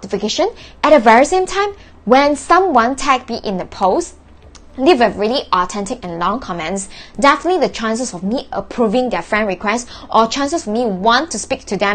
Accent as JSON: {"language": "English", "country": "Malaysia", "said": "I was born in June and from Malaysia"}